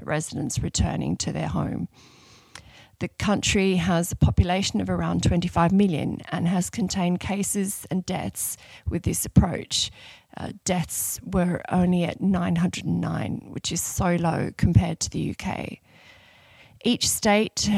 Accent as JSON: {"language": "English", "town": "Sydney", "region": "New South Wales", "country": "Australia", "moved": "as an adult", "lives_now": "London, United Kingdom", "said": "I'm originally from Sydney, Australia, but have been based in London since 2008."}